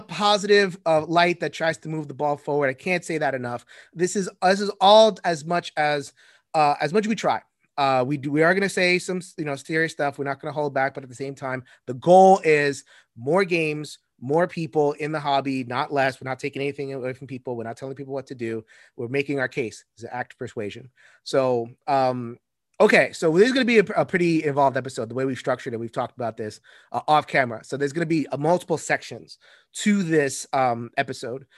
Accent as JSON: {"language": "English", "country": "United States", "said": "I'm American. All I know is America."}